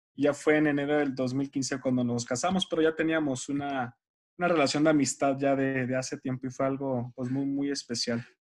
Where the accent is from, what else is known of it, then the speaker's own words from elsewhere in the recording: Mexicali, Baja California, Mexico; also born or lived in Sinaloa; nacido en Sinaloa, criado en Mexicali, Baja California. Somos norteños los dos